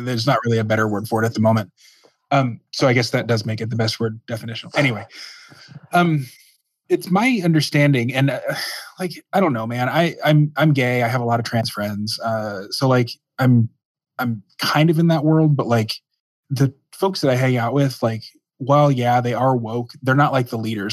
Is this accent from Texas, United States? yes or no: yes; Dallas, Texas, United States; I grew up in Dallas